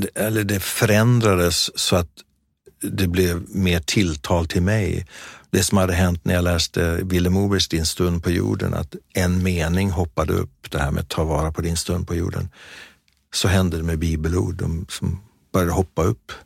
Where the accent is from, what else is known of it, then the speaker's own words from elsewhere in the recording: Sweden; vi var där eh, från Sverige